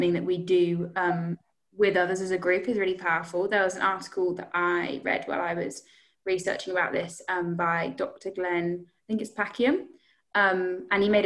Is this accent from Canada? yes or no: no; United Kingdom; as British people